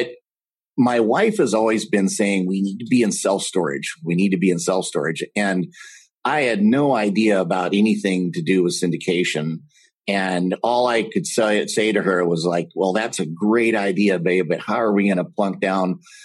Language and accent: English; Texas, United States; moved away as an adult; now in Minnesota, United States; I am currently residing in Minnesota. I'm from Texas.